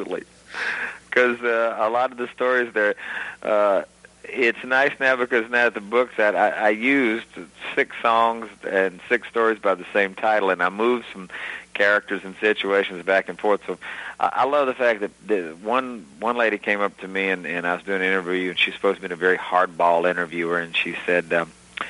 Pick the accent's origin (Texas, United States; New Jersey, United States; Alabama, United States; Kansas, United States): Alabama, United States; Gulf Coast; moved away; growing up on the Gulf Coast was a unique place. In Alabama itself